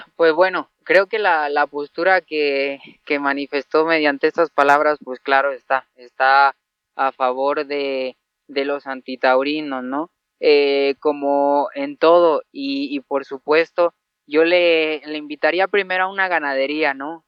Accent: Mexico; aquí en mi, en mi tierra

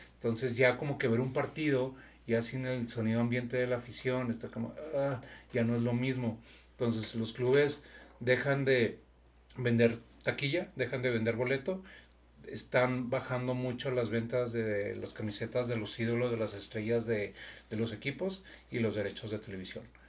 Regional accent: Mexico; soy mexicano

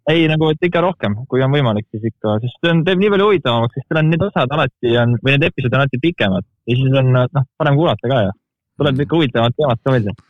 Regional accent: Estonia; ma olen nii eestlane, kui eestlane olla saab

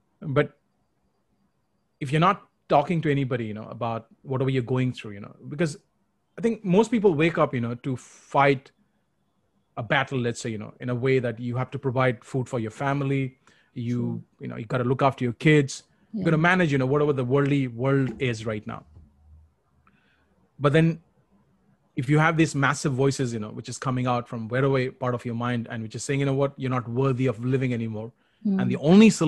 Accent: Kolkata, West Bengal, India; moved away; when I relocated from Calcutta to Punjab, my problems became bigger. You know, I was bullied and abused, and I had real, you know, challenges coping up with a new way of living.

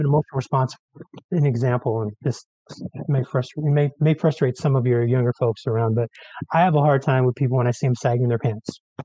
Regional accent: San Francisco, California, United States; now in Mendocino County, United States; I grew up in San Francisco

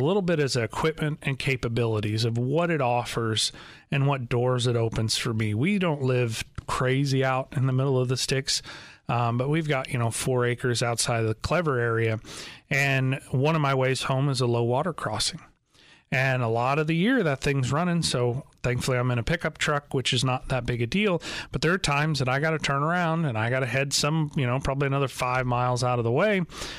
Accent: Joplin, Missouri, United States; also born or lived in Chicago; I was born in Joplin, Missouri, so I was from this area, but at a very young age, we moved up to the Chicagoland area

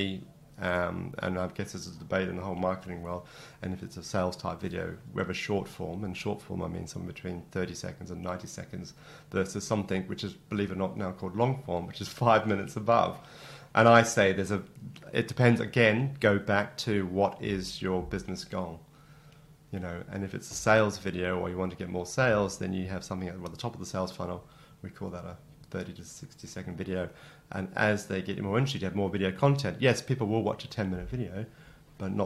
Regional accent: Canberra, Australian Capital Territory, Australia; moved away as an adult; also born or lived in Wagga Wagga; now in United Kingdom; that's where I grew up in Canberra

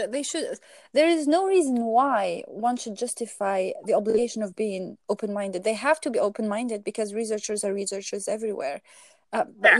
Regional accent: Algeria; I'm from Algeria originally

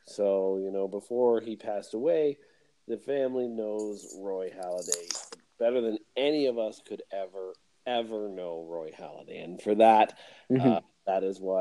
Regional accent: Canada; being a Canadian

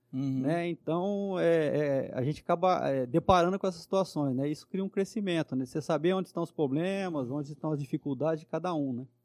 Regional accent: São José do Rio Preto, São Paulo, Brazil; eu nasci aqui em Rio Preto mesmo

